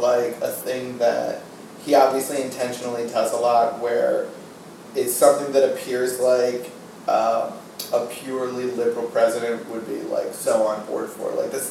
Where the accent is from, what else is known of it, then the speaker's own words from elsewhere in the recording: New England, United States; a resident and born and raised in New England